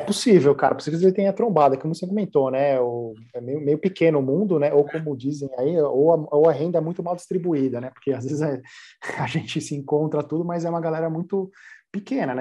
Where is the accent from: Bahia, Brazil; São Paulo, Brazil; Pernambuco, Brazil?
São Paulo, Brazil; Eu venho da periferia de São Paulo